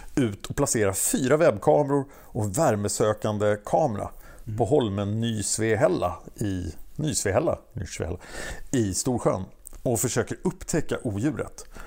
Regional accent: Stockholm, Stockholm County, Sweden; jag är från Stockholm

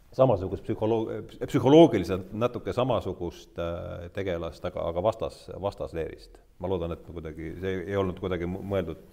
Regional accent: Rakvere, Lääne-Viru County, Estonia; ma olen ise ka Rakverest pärit

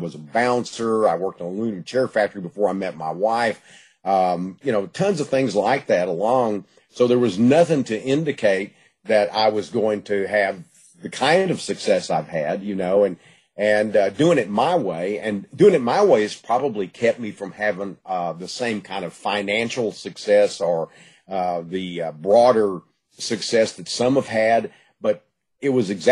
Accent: Gladewater, Texas, United States; I was growing up in East Texas, Gladewater, you know, area. I was born in Gladewater and lived in the East Texas area all my life.

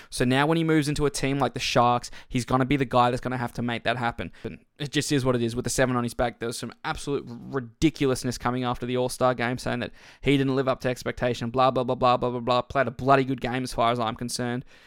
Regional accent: Queensland, Australia; as a Queenslander

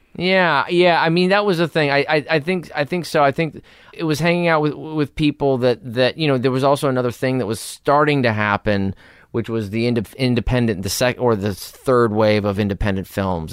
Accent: Los Angeles, California, United States; I was born in Hollywood, raised in North Hollywood

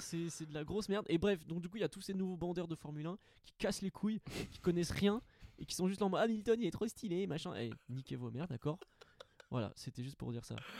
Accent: Montpellier, Occitania, France; je suis de Montpellier

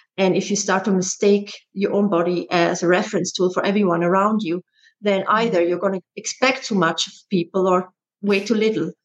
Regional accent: Switzerland; moved away as an adult; also born or lived in Netherlands; I'm originally from Switzerland and I emigrated to the Netherlands to become a dancer when I was 19.

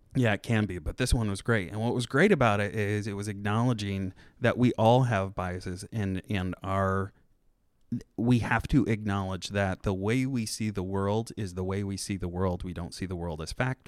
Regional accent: Churubusco, Indiana, United States; moved away; I'm from Chirabusco, which is right outside of Fort Wayne

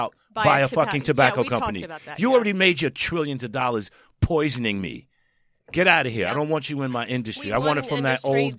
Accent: New York City, New York, United States; also born or lived in Harlem; I was born in the South Bronx

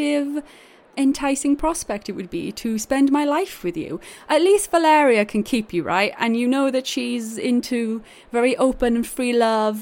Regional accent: Wales, United Kingdom; accent: Welsh; Welsh accented people

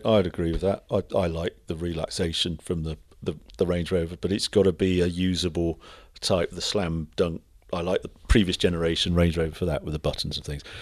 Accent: Birkenhead, North West England, United Kingdom; accent: Scouse; moved away; I was brought up in Birkenhead, so I'm scouse

